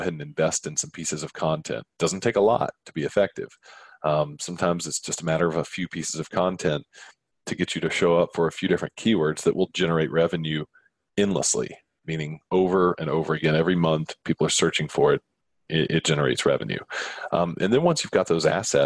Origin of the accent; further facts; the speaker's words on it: Atlanta, Georgia, United States; my hometown in Atlanta